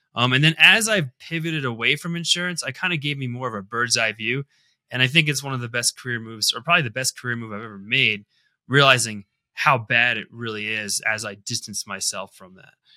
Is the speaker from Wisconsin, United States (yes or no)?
no; Connecticut, United States; moved away as an adult; now in Colorado, United States; I grew up in the Northeast in Connecticut, kind of tri-state area.